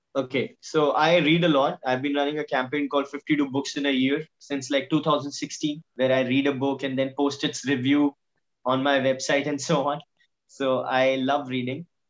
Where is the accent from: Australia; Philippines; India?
India; we are an Indian middle class family